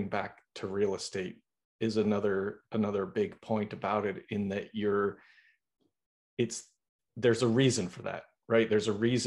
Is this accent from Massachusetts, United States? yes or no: yes; Boston, Massachusetts, United States; now in Los Angeles, United States; I'm from Boston.